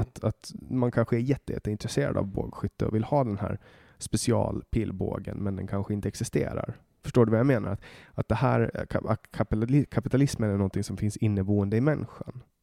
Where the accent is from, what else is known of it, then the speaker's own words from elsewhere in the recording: Åland Islands; jag kommer ju från Åland Åland är en ö